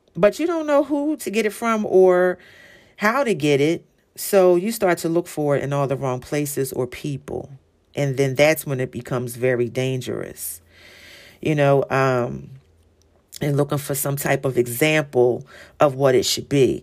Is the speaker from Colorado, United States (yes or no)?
no; Philadelphia, Pennsylvania, United States; I'm from Philly, so the city of brotherly love